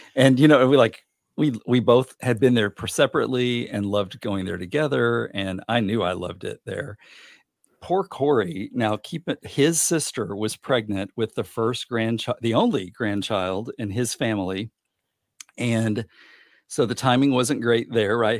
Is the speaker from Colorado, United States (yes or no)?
no; Little Rock, Arkansas, United States; moved away; I was born on July fourteenth, nineteen seventy in Little Rock